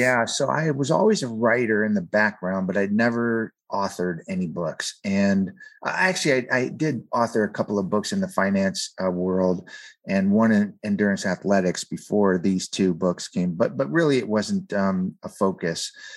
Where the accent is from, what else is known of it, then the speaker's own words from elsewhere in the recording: San Fernando Valley, California, United States; I grew up in the San Fernando Valley area of, of California